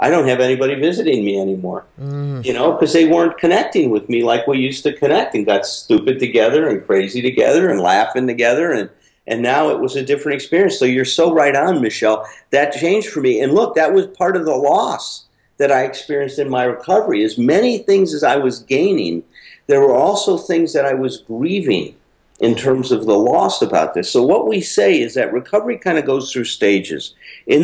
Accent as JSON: {"language": "English", "town": "Chicago", "region": "Illinois", "country": "United States", "tie": "born or raised there", "said": "I went back to Chicago where I grew up"}